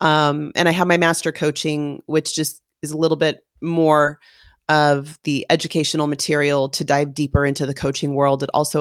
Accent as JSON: {"language": "English", "region": "California", "country": "United States", "tie": "born or raised there", "said": "I was born and raised in California. I've considered myself a little bit of a gypsy. I've moved around the United States, lived in several states and cities and towns"}